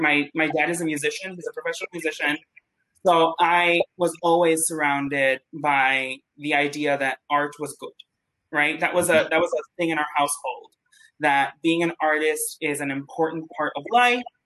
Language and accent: English; Mexico City, Mexico; moved away as an adult; also born or lived in Oak Park, Illinois; I'm originally from Mexico City.